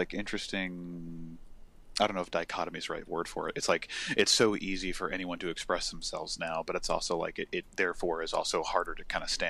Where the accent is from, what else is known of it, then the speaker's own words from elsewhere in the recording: United States; I'm from America.